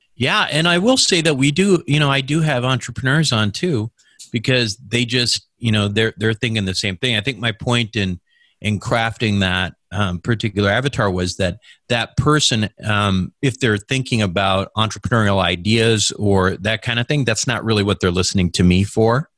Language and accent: English; Minnesota, United States; moved away as an adult; also born or lived in Michigan / San Francisco / Chicago; born and raised in Minnesota